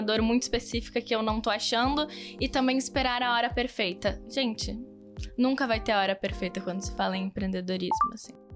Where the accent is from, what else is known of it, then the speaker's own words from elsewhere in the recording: South Region, Brazil; accent: southern; eu sou do sul, um sotaque diferente